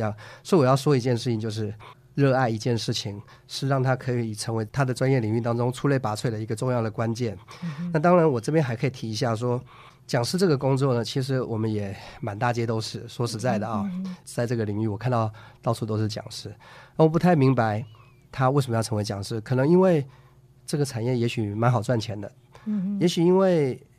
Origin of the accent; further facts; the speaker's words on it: Taiwan; 首先，第一个原因是我在台湾长大嘛。那我觉得，如果今天就讲的白话一点了，假如是今天。混得还可以，还不错的话，我想呢，应该是要回来台湾这块孕育我的地方，为这块地方做点什么。